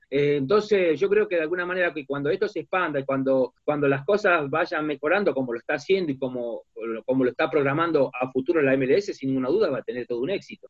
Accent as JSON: {"language": "Spanish", "country": "Argentina", "said": "nuestra realidad como argentino, como sudamericano"}